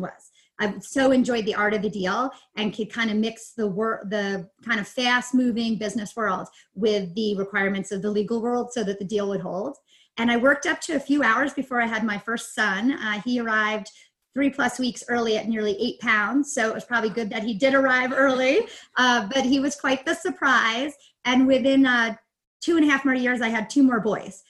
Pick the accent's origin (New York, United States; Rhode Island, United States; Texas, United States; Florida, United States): New York, United States; moved away as an adult; also born or lived in Pennsylvania; now in Denver area, Colorado, United States; I am actually originally from New York. And so East Coast girl and went to school upstate New York